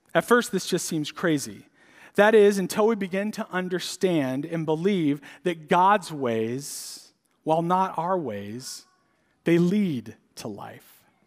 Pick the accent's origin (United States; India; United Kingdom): United States; San Diego, California; moved away; I grew up in San Diego